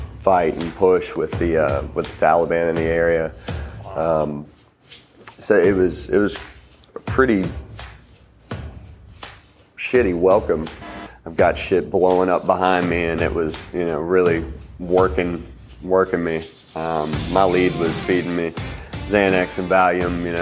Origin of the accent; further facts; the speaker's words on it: Franklin County, Virginia, United States; also born or lived in North Carolina; I was born in North Carolina, lived down there for about 9 years of my early life. Moved to Virginia after my dad got a job offer up here. My mom, my dad, my sister, and I moved up here. Franklin County, so about half an hour south of where we are now here in Roanoke.